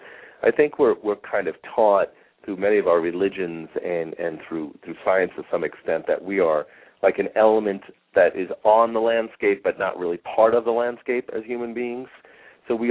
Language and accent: English; Long Island, New York, United States; now in Phoenix, United States; I grew up in Long Island, and we would get occasional hurricanes that would come through. I think it's one of the reasons why I like being in Phoenix now